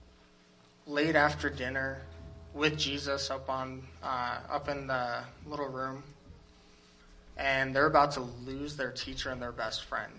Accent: United States; as Americans

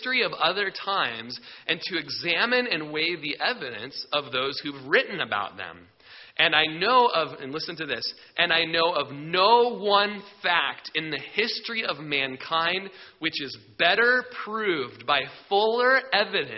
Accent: Klamath Falls, Oregon, United States; I grew up in Klamath Falls

